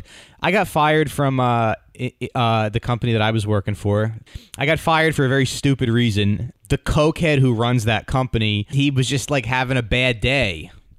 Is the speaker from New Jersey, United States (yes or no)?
yes; New Jersey, United States; I'm from Jersey.